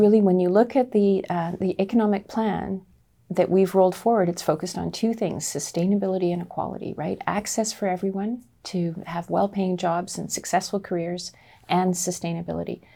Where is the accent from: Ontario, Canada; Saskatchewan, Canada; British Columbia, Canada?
British Columbia, Canada; Nanaimo; I'm a small town kid. I grew up in the Nanaimo